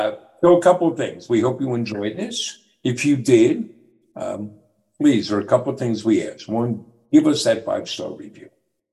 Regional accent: New York, United States; But, well, I'm from New York. How's he going to know where I got my shoes?

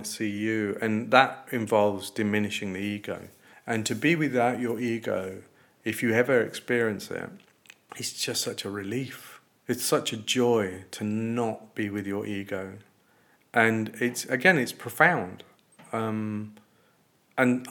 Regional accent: Coventry, West Midlands, United Kingdom; I'm a kid from a corner shop in Coventry

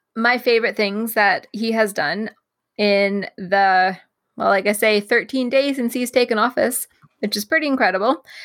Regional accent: Canada; as a Canadian

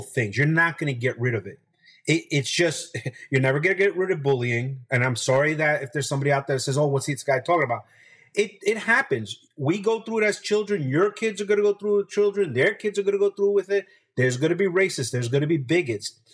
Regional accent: Hackensack, New Jersey, United States; also born or lived in Barranquilla, Colombia; we settled in a, a, town called Hackensack, New Jersey. It's 12 miles from New York City. Uh, grew up seeing the skyline of New York

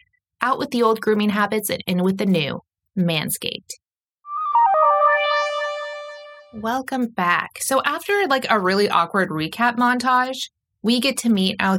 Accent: East of England, United Kingdom; So if you can get past the fact that I'm from Essex and I'm a few years younger and things like that, like we actually work very well together.

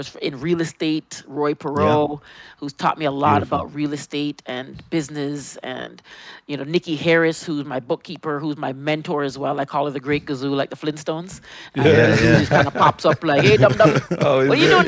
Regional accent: Toronto, Ontario, Canada; growing up in Jane and Finch was like growing up anywhere else

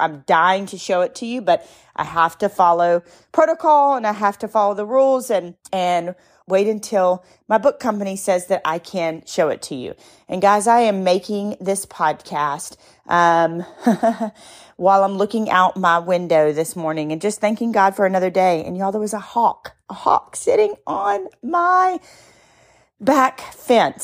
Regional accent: the South, United States; I'm from the South

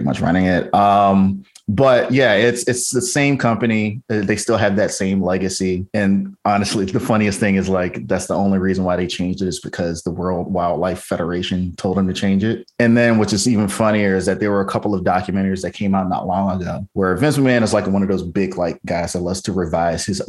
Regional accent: Virginia, United States; I grew up in Virginia

